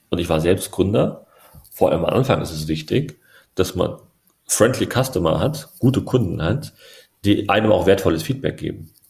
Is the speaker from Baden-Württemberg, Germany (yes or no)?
no; Berlin, Germany; Ich bin ja auch, ne, ich bin, meine Mama ist Türkin, mein Papa ist Deutscher. Ich bin aus Berlin-Neukölln.